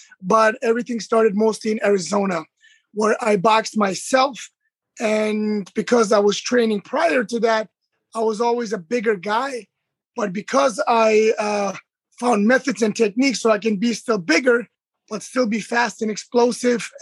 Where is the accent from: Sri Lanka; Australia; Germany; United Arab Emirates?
Germany; moved away as an adult; now in United States; I'm born and raised in Germany. I'm Turkish, and I've been in America for almost 20 years now